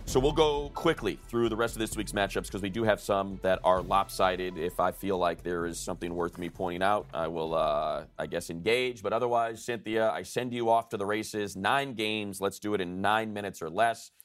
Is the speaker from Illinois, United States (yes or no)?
yes; Chicago, Illinois, United States; I was born and raised in Chicago